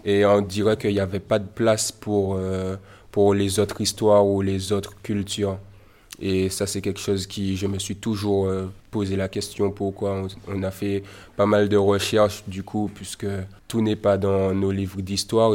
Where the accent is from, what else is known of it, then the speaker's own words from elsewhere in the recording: Martinique; je suis un jeune artiste martiniquais